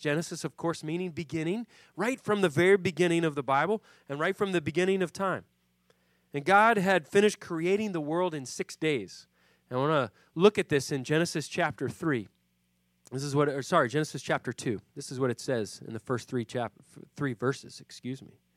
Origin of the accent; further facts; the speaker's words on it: Puerto Rico; now in Philadelphia, United States; I grew up in Puerto Rico